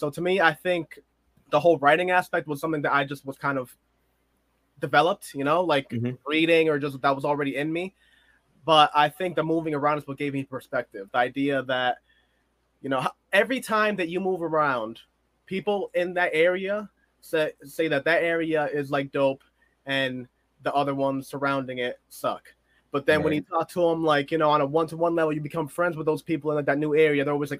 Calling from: Massachusetts, United States; Well, right now, I'm actually not too far from Boston. That's where I went to college. It's where I've been posted up for a bit. But I've moved around a lot in life.

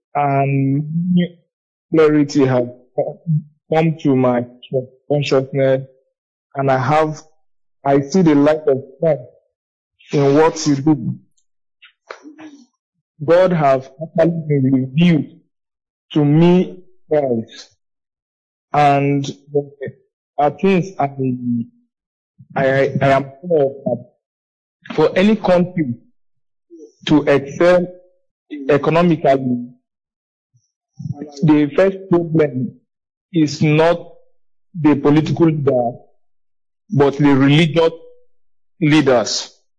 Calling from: Otukpo, Benue, Nigeria; I'm calling from Benue State, Otukpo.

